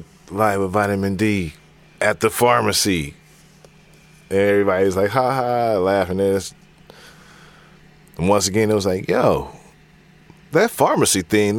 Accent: Seattle, Washington, United States; Central District, Valley.

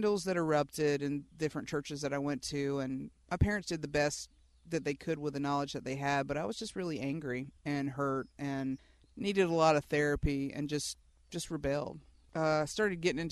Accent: West Georgia, United States; I grew up out in West Georgia, and, you know, everybody out here sort of Babticostal

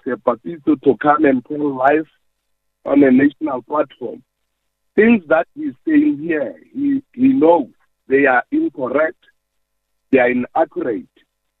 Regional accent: Taung, North West, South Africa; I'm a resident. I'm a voter in that district municipality. I'm from Greater Taung.

